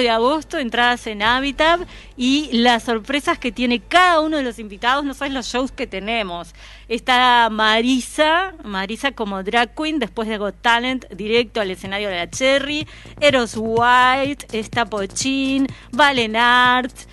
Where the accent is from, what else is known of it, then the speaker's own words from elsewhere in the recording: Uruguay; te fallo como uruguaya